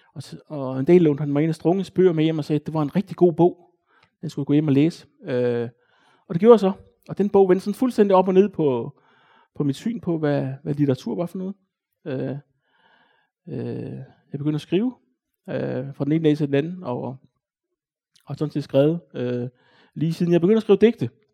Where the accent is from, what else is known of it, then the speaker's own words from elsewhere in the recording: Odense, Southern Denmark, Denmark; Jeg voksede op i Næsby